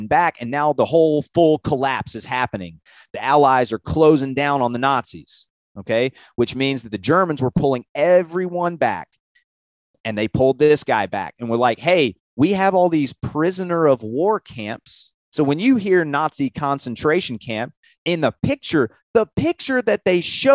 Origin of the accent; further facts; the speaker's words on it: Tennessee, United States; I'm from Tennessee